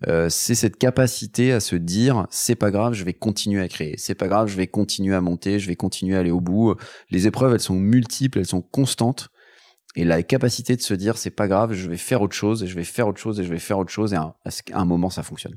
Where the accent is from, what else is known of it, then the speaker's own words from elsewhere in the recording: Paris, Île-de-France, France; j'ai grandi à Paris